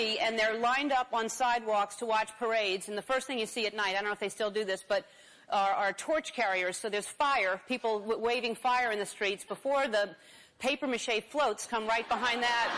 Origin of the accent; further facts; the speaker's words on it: New Orleans, Louisiana, United States; New Orleans, if you've never been there, I know well because it is my hometown